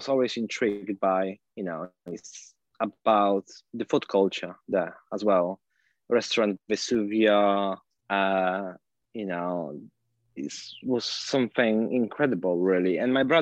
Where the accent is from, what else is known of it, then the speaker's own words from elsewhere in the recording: Poland; moved away as an adult; now in London, United Kingdom; I was born in Poland, came to London 9 years ago